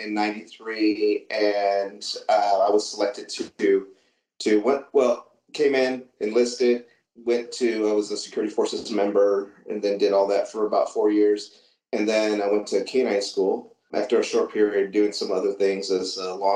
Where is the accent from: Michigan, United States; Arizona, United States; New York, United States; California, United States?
Michigan, United States; Southeast; moved away as an adult; also born or lived in San Antonio, Texas; I grew up in Southeast Michigan as a kid, and we had grew up on a farm